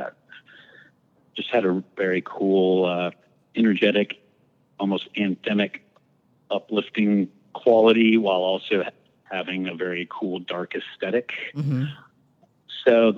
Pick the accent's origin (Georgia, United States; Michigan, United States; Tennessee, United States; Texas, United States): Texas, United States; San Antonio; I grew up in San Antonio, Texas, which the my friends quickly coined Satantonio because we lived on the weird side of town.